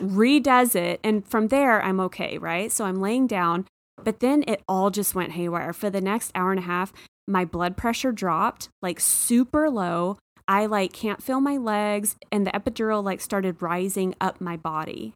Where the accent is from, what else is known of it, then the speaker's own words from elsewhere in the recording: Texas, United States; moved away; I'm from Texas